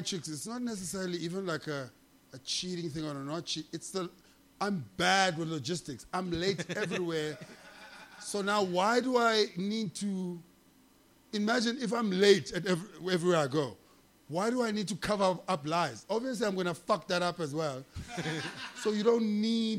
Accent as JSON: {"language": "English", "country": "South Africa", "said": "I'm a customer from South Africa"}